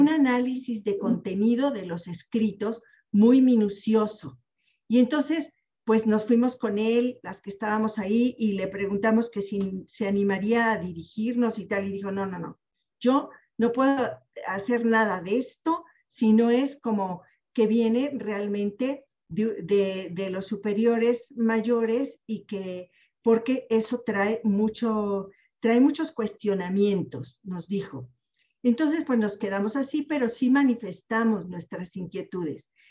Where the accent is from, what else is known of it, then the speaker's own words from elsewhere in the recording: Puebla, Mexico; also born or lived in Mexico City; yo nací en la Ciudad de México pero me crié en Puebla